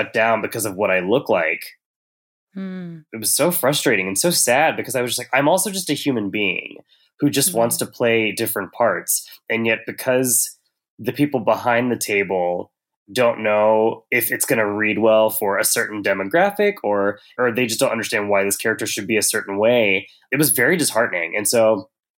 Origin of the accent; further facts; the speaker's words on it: Tennessee, United States; I grew up in Tennessee